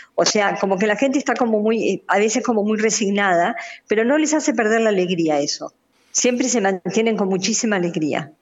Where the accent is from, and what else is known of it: Argentina; moved away; also born or lived in Democratic Republic of the Congo